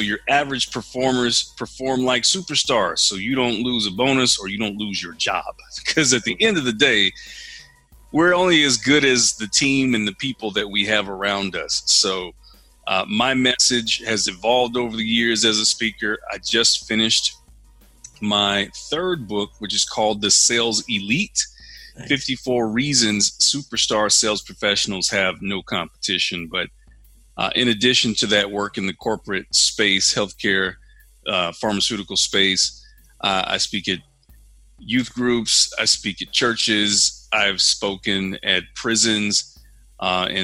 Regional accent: Denison, Texas, United States; moved away; I'm from Denison, Texas, small town Texas

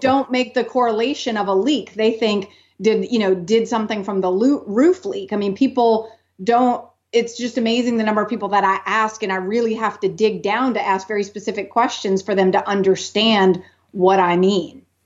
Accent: New Orleans, Louisiana, United States; now in Austin, United States; I grew up in New Orleans

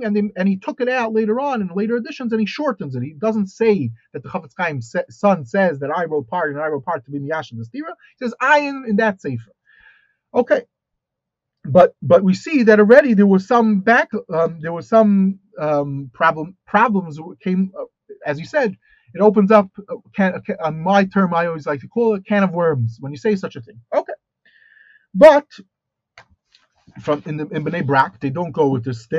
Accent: United States; moved away; I look at myself as an American

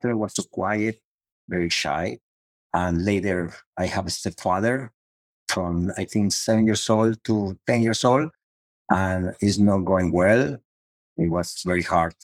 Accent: Cali, Valle del Cauca, Colombia; English is a second language; moved away as an adult; also born or lived in Miami; now in United States; I'm from Colombia and Latino

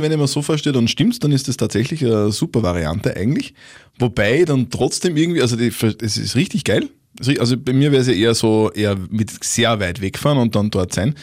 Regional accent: Upper Austria, Austria; als Oberösterreicher

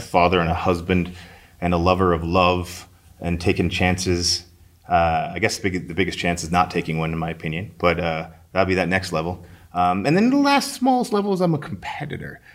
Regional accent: St. Albert, Alberta, Canada; I grew up in Saint Albert.

